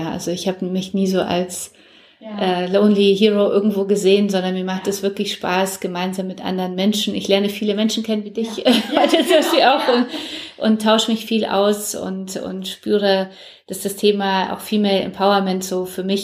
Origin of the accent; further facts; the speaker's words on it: Poland; German is a second language; now in Germany; Ich komme ja selber aus Polen und mir war es sehr wichtig, dass sie auch aus Polen kommt ah, und meine cool. Tochter auch Polnisch spricht, ja.